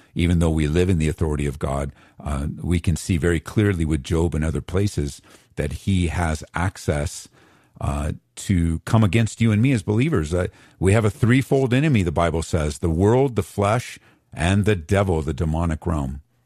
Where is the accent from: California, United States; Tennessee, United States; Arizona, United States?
California, United States; Southern; moved away as an adult; now in Aurora, United States; I grew up in Southern Cal